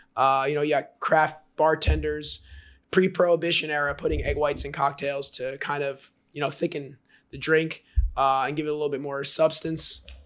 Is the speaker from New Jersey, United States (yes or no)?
yes; Jersey Shore, New Jersey, United States; now in Austin, United States; I grew up on the Jersey Shore and I'm Italian